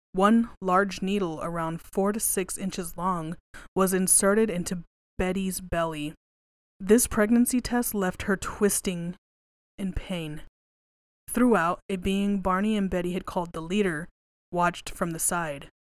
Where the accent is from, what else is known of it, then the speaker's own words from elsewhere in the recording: West Texas, United States; I grew up in West Texas